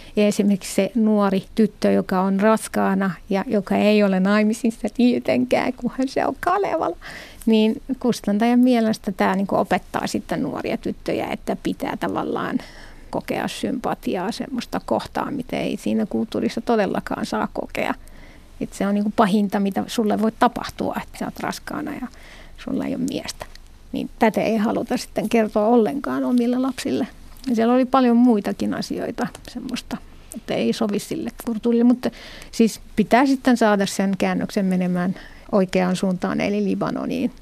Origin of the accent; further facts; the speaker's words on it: Morocco; accent: Moroccan Arabic; first language Moroccan Arabic; Finnish is a second language; moved away; mun äidinkieli on arabia, mutta Marokon arabia